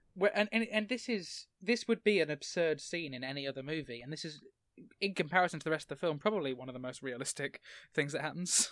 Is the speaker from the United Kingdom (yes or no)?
yes; England, United Kingdom; I'm from England